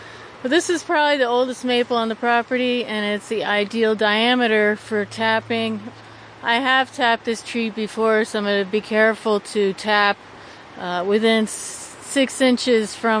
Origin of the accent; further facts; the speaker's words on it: Oneonta, New York, United States; now in Tusten, United States; I grew up in Oneonta, New York, which is the Upper Catskills